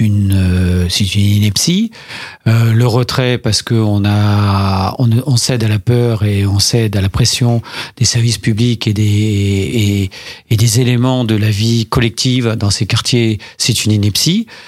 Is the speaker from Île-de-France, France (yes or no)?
yes; Paris, Île-de-France, France; moved away; je viens d'un quartier sensible de Paris